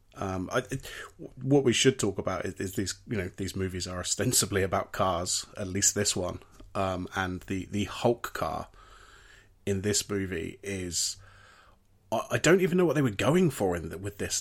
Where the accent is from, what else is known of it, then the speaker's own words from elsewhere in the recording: United Kingdom; as British people